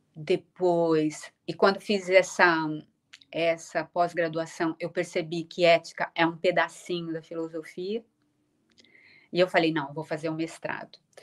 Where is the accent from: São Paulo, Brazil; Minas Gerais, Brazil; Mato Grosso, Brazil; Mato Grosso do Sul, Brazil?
São Paulo, Brazil; accent: Brazilian; moved away as an adult; now in Lisbon, Portugal; eu continuo sendo muito, sendo muito brasileira